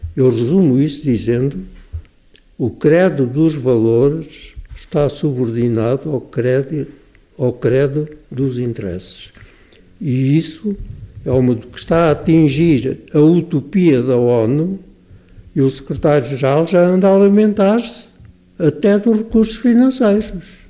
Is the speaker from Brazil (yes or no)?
no; Portugal; nós todos somos portugueses